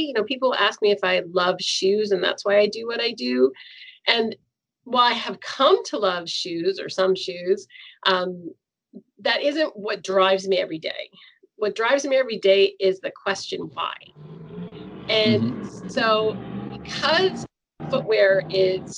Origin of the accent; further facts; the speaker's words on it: Seneca, New York, United States; now in Toronto, Canada; We grew up in Seneca, in Western New York